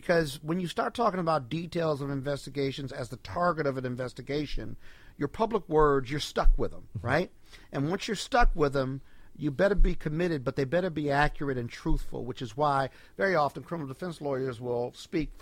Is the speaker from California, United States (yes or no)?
no; Chicago, Illinois, United States; now in Washington, D.C., United States; I'm from Chicago.